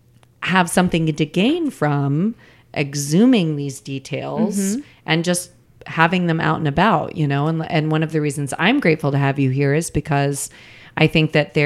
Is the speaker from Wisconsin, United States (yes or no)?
no; Des Moines, Iowa, United States; I'm from Des Moines.